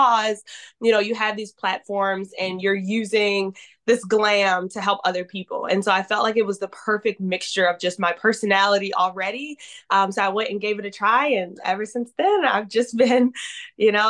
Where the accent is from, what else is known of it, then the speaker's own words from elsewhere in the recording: Baltimore, Maryland, United States; moved away as an adult; now in San Diego, United States; I am originally from Baltimore, Maryland, and I moved to San Diego, California in 2021.